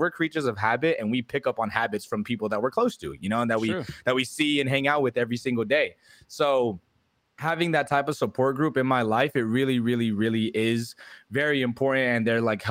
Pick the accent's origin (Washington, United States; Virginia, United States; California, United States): California, United States; now in Texas, United States; when I moved out here to Texas, because I'm from California